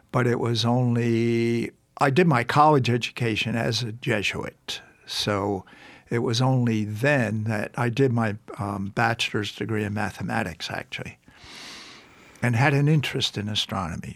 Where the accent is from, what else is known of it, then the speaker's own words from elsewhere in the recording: Baltimore, Maryland, United States; grew up in Baltimore, Maryland